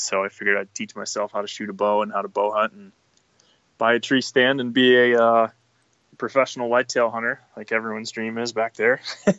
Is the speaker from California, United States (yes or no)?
no; Scranton, Pennsylvania, United States; moved away; Yeah, so I'm from Scranton, just like The Office